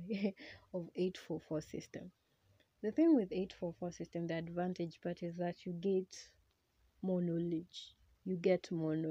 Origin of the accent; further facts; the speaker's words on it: Kenya; English is a second language; I'm a Kenyan.